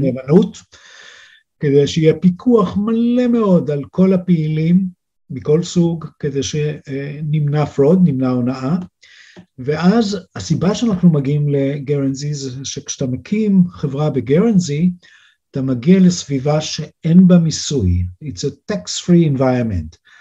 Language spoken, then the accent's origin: Hebrew; Israel; moved away as an adult; now in Switzerland; אני ישראלי